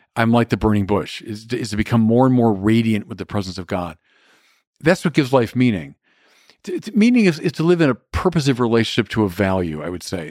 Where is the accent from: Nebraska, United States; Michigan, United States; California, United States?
Michigan, United States; Birmingham; growing up in Birmingham, Michigan